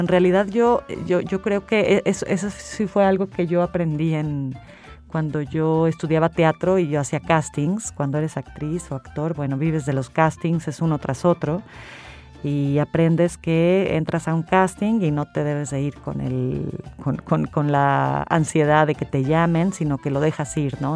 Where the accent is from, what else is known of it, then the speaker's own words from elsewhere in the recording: San Luis Potosí, Mexico; moved away as an adult; also born or lived in Mexico City; yo me fui muy joven de San Luis, me fui como a los, sí, a los 18 me fui, me fui a Ciudad de México